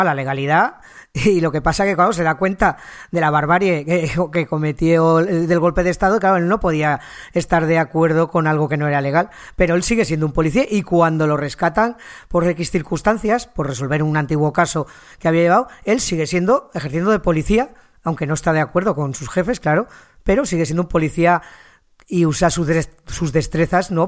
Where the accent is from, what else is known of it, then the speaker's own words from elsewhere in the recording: near Belchite, Aragon, Spain; aquí cerca de mi tierra, en Belchite